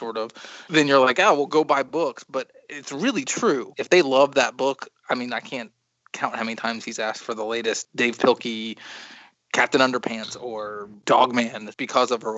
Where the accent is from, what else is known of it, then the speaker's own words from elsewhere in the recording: New York, United States; I grew up in New York